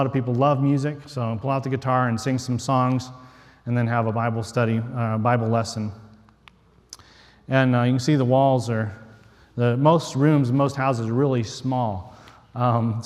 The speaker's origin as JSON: {"language": "English", "region": "West Texas", "country": "United States", "tie": "born or raised there", "moved": "yes", "said": "I grew up in West Texas in the desert, hardly know anything about fishing"}